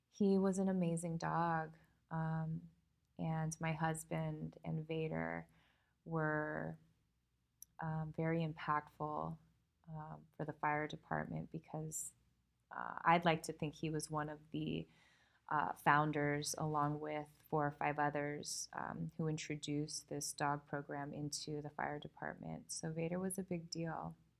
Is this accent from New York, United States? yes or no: no; California, United States; I'm from California